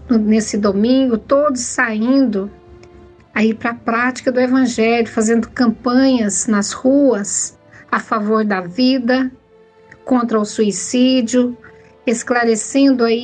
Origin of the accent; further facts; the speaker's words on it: Itaberaí, Goiás, Brazil; Sou de Itaberaí, Goiás.